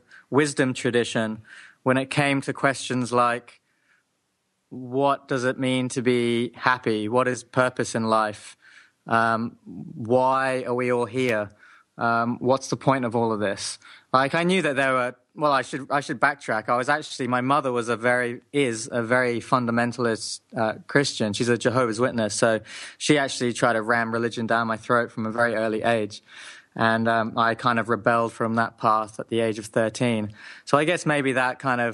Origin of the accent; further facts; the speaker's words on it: Hong Kong, then England, United Kingdom; also born or lived in Japan; I grew up in Hong Kong, then England